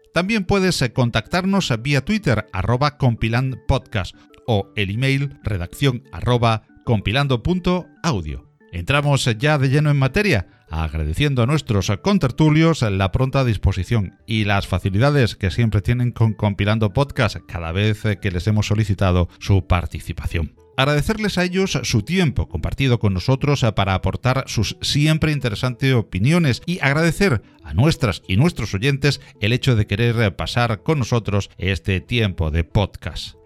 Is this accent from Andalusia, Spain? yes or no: yes; Málaga, Andalusia, Spain; de Málaga, pues eh, no es porque yo lo haya elegido, porque sea mi tierra